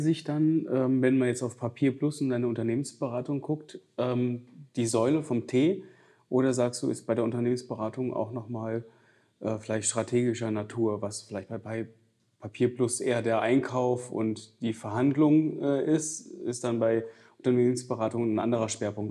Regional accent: Giessen, Hesse, Germany; moved away; ich komme ja ursprünglich aus Mittelhessen, aus Gießen

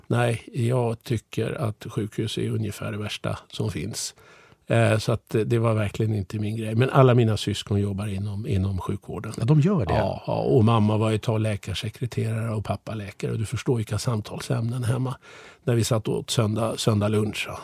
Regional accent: Sweden; Jag är ju född och uppvuxen i Sverige

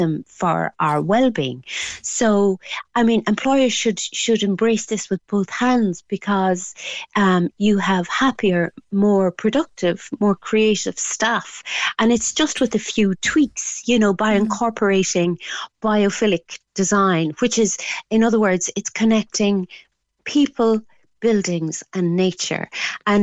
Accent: Ireland; as Irish people

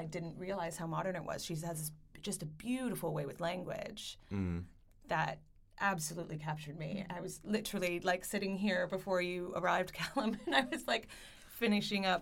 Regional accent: Canada; I'm Canadian

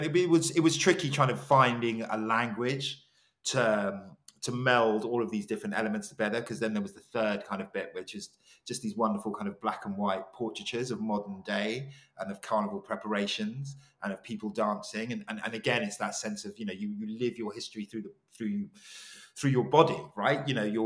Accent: Ghana; you know, we're both Ghanaian, it felt like the most, it felt like being in Accra.

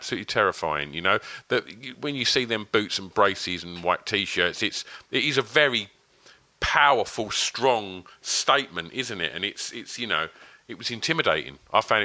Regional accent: Tilbury, East of England, United Kingdom; I was born in Tilbury. And my sort of early years were in Tilbury.

